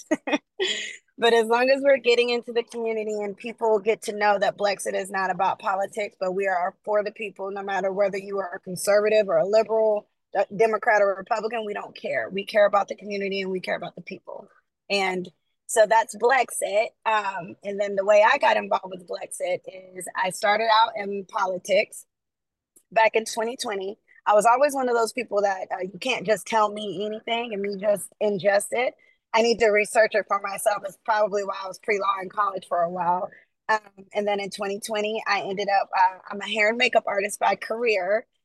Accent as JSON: {"language": "English", "region": "the South", "country": "United States", "tie": "born or raised there", "moved": "yes", "lives_now": "California, United States", "said": "I grew up in the South"}